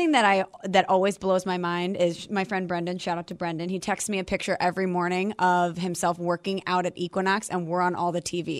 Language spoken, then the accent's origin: English; St. Louis, Missouri, United States; I'm from St. Louis.